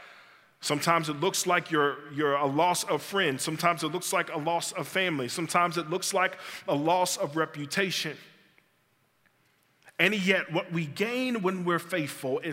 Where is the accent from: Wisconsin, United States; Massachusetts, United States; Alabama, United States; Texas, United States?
Alabama, United States; Birmingham; I grew up in West End and later in the Clay area